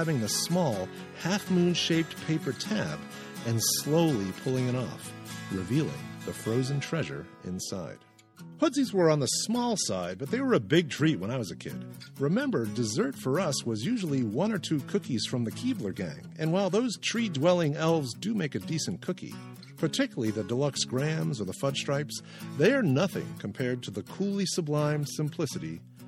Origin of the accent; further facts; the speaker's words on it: Maynard, Massachusetts, United States; my hometown of Maynard, Massachusetts